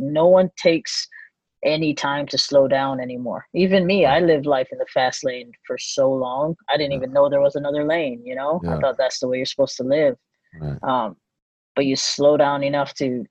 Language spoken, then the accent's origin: English; Hawaii, United States; now in California, United States; I was born and raised in Hawaii